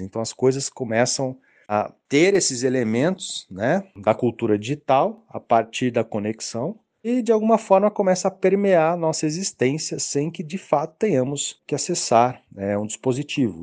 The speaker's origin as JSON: {"language": "Portuguese", "country": "Brazil", "said": "Como brasileiros"}